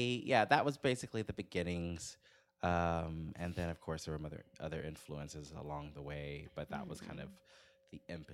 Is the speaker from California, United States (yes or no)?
no; Houston, Texas, United States; I'm originally from Houston, Texas.